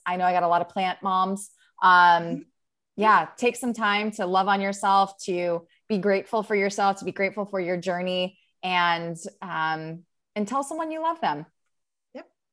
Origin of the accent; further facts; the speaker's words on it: Maryland, United States; also born or lived in New York; now in California, United States; I'm from Maryland.